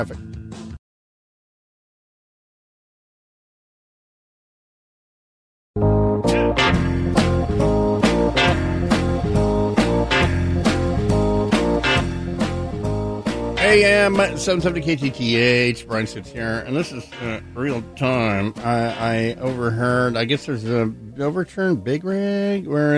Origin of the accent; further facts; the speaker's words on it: Hawaii, United States; now in Seattle, United States; growing up in Hawaii